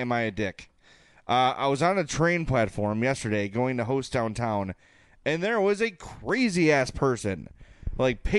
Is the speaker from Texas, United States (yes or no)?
no; Oak Lawn, Illinois, United States; at 9630 South Pulaski in Oaklawn, my hometown